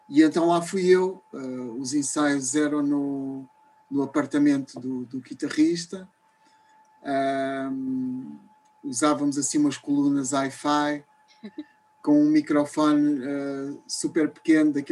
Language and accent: Portuguese; Lisbon, Portugal; born there; also born or lived in Rio de Janeiro; em 1990, voltei para Lisboa, {S255} uhum. {S1} que é a cidade onde eu, onde eu nasci, e depois de 12 anos no Rio, voltei para Lisboa